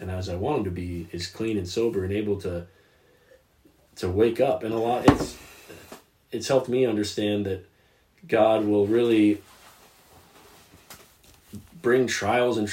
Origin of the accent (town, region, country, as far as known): United States